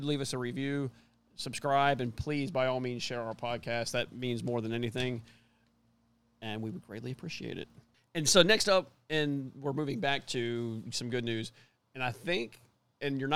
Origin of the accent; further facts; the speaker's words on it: Miami, Florida, United States; I'm from Miami